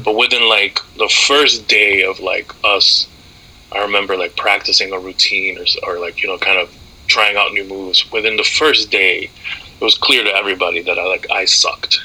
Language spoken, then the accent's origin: English; Amherst, Massachusetts, United States; moved away as an adult; also born or lived in New York City / Dominican Republic; now in Maine, United States; I didn't feel like I was going to college in my hometown. I didn't feel like I was going to college down the street from my high school